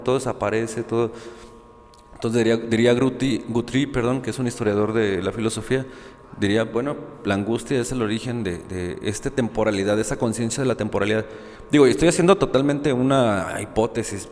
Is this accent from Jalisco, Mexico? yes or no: yes; Guadalajara, Jalisco, Mexico; yo soy de aquí de Guadalajara